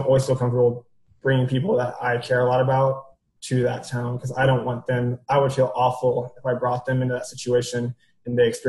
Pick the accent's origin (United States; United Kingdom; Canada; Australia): United States; rural Missouri town; moved away; And I'm from a very small, rural Missouri town.